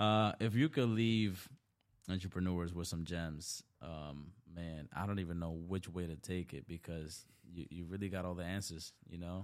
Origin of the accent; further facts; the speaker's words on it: New York City, New York, United States; also born or lived in Dominican Republic; growing up in the Bronx or just, like, number one, being born in D R, like, I was born in the country